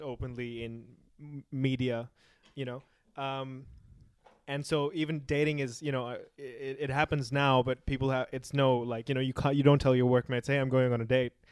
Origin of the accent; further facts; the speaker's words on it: Pakistan; I come from Pakistan